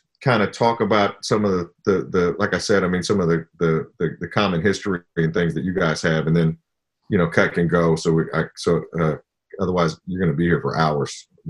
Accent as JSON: {"language": "English", "area": "the Bay Area", "region": "California", "country": "United States", "tie": "born or raised there", "said": "growing up in the Bay"}